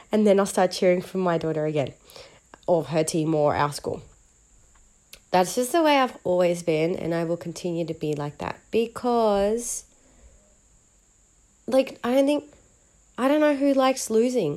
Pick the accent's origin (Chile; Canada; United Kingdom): Chile; I'm from Chile